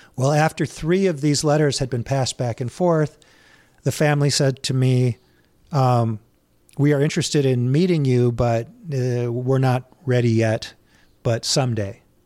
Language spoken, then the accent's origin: English; St. Louis Park, Minnesota, United States; I grew up in Saint Louis Park